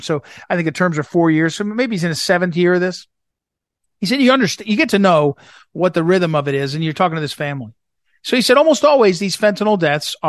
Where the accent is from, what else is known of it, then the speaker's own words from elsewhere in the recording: St. Louis, Missouri, United States; St. Louis, Missouri, my hometown